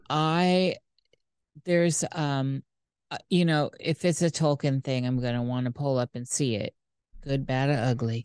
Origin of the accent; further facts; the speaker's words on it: United States; I'm American